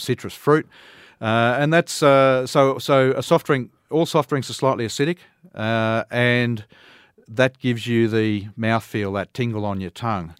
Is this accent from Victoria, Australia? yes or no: no; Toowoomba, Queensland, Australia; I'm a Queenslander, uh, raised right here in Toowoomba.